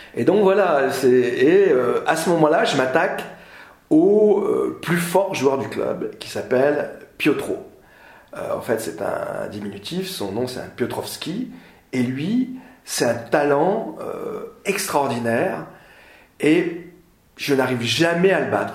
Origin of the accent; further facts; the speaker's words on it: Nord, Hauts-de-France, France; je suis du Nord